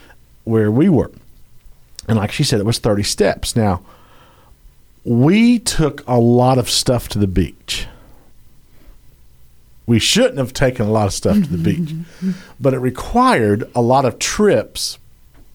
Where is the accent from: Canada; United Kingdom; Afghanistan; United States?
United Kingdom; I'm British.